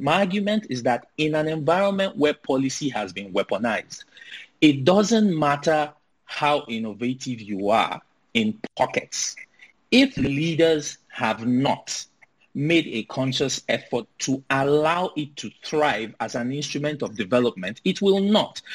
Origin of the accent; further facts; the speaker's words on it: Nigeria; as a Nigerian living in Nigeria